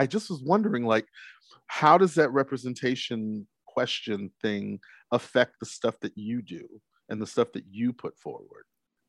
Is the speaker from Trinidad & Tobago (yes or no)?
yes; Trinidad & Tobago; From Trinidad. We're Trinidad, man.